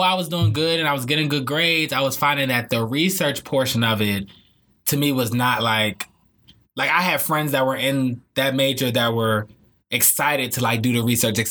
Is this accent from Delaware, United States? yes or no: yes; Delaware, United States; moved away; I am originally from Delaware